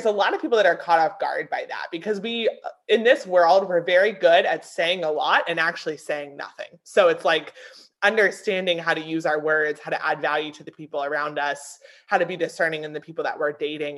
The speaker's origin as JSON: {"language": "English", "region": "Pennsylvania", "country": "United States", "tie": "born or raised there", "moved": "as an adult", "lives_now": "South Carolina, United States", "said": "I grew up in a small town in Pennsylvania"}